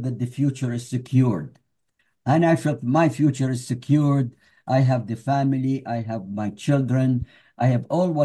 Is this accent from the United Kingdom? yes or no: no; Iraq; now in United States; left Iraq and the history behind it